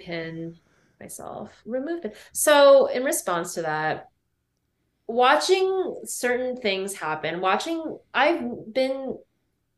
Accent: State College, Pennsylvania, United States; I grew up in State College, Pennsylvania

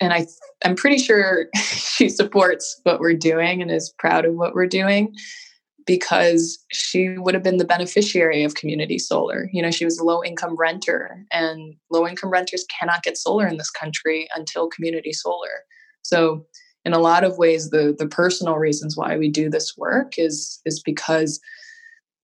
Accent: Hawaii, United States; now in Boston, United States; I am originally from Hawaii and I live in Boston now.

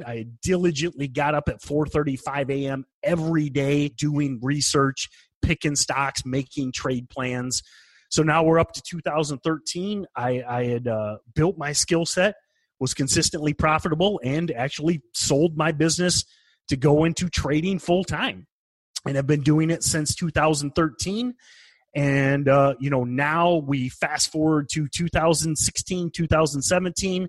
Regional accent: United States; I'm an American

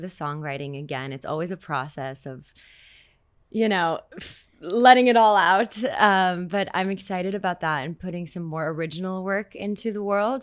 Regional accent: Montreal, Quebec, Canada; moved away as an adult; also born or lived in New York; now in Israel; that's what I grew up listening to in Montreal.

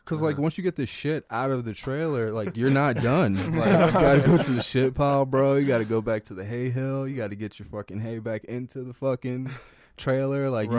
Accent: Oakton, Virginia, United States; I grew up in Oakton, Virginia.

